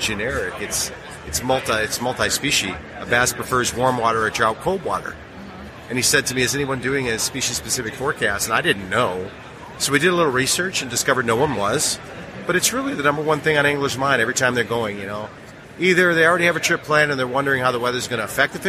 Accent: Chicago, Illinois, United States; I grew up in Chicago, around blues bars

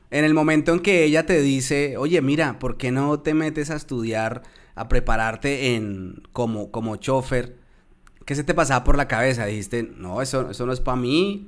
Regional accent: Tolima, Colombia; también soy de la región del Tolima Grande, tú eres del Huila y yo soy del Tolima

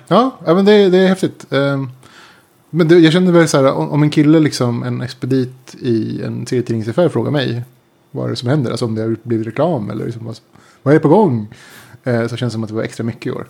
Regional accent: Sweden; jag kommer från Sverige.

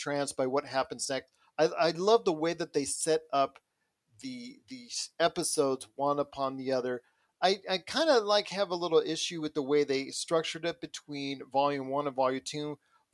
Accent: United States; as an American

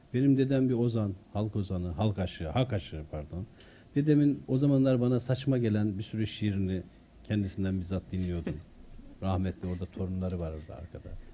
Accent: Konya, Turkey; also born or lived in Artvin / Çumra; ben e, İmam Hatip'te okurken Konya'da büyüdüm.

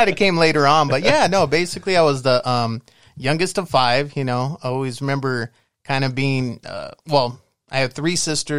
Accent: San Gabriel Valley, California, United States; I grew up San Gabriel Valley

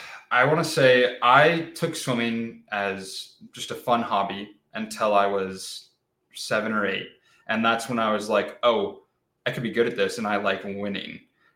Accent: California, United States; Just born and raised in California.

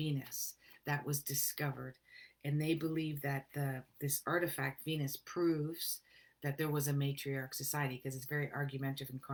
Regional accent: Canada; I'm a Canadian

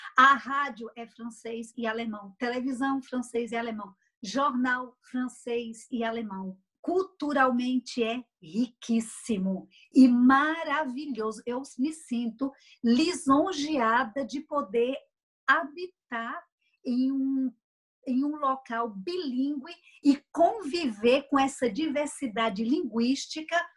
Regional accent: Brazil; now in Switzerland; como brasileira

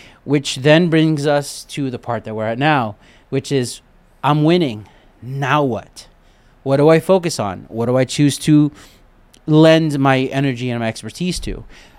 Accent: Brooklyn, New York, United States; I got that from growing up in Brooklyn and the Army.

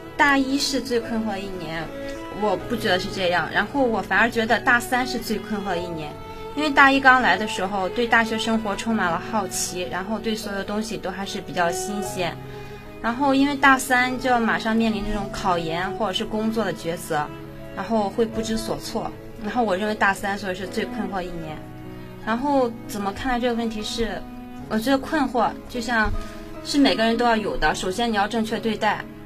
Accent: Linyi, Shandong, China; 我家就是临沂的

